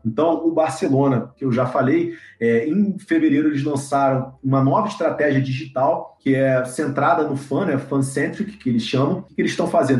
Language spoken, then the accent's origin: Portuguese; Rio de Janeiro, Brazil; sou carioca